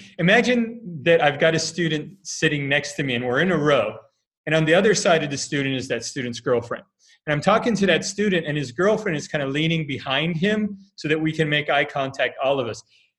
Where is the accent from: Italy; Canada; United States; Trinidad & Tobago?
Italy; So, I speak Spanish, English, Italian, because I grew up in Italy.